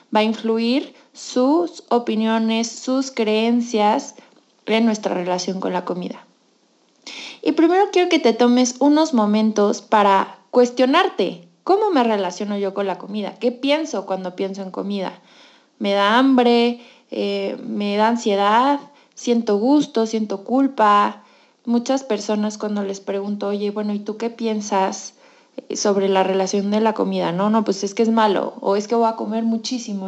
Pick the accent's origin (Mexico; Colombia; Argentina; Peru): Mexico; soy mexicana y yo crecí en una cultura en la que la comida dice mucho